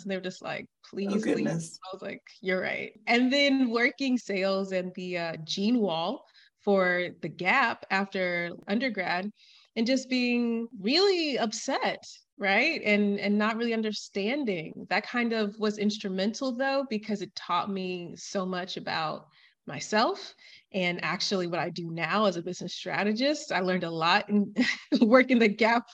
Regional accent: Atlanta, Georgia, United States; moved away as an adult; also born or lived in Miami, United States / La Rioja, Spain / Catalonia, Spain; now in Valencia, Spain; I'm from Atlanta and I lived in Miami

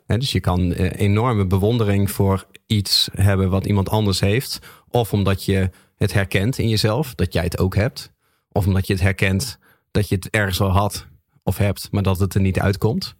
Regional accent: Groningen, Netherlands; Ik ben een Groninger.

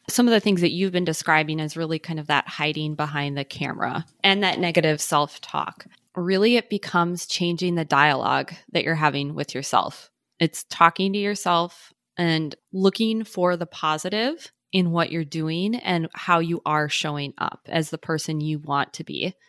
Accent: Midwest, United States; now in Minneapolis, United States; I'm from the Midwest, so it's not like I'm totally don't have any experience with the cold

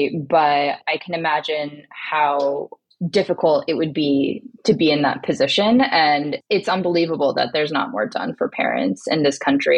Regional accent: Nebraska, United States; I'm from Nebraska.

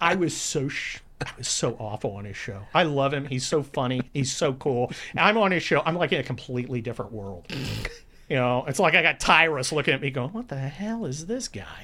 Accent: California, United States; also born or lived in Cincinnati, Ohio / San Mateo, California; I'm a California kid. I grew up in the California of Ronald Reagan

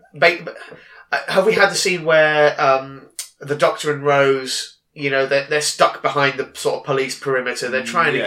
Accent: Daventry, East Midlands, United Kingdom; I grew up in Daventry.

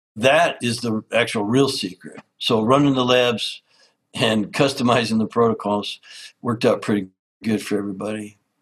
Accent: Canada; I grew up in Canada as an outdoors lover.

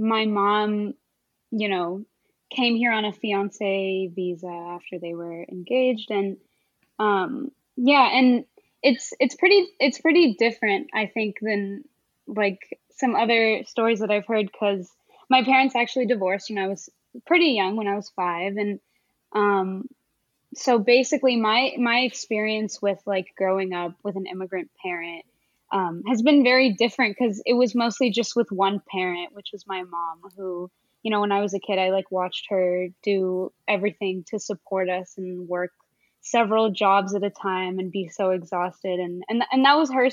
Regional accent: suburb of Dallas, Texas, United States; also born or lived in Connecticut / California; I did most of my growing up in Texas

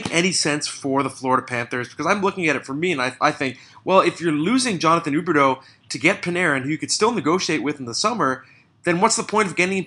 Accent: Canada; now in Toronto, Canada; as a Canadian.

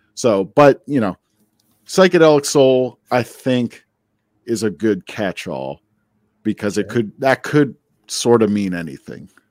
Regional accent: New Jersey, United States; also born or lived in Queens, New York; I grew up in New Jersey

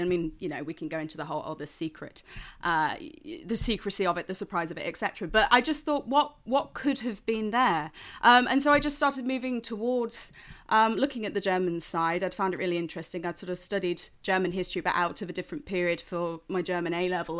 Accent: Lincolnshire, East Midlands, United Kingdom; I'm from Lincolnshire. And, um, as a result, you know, I grew up just outside of R A F Waddington.

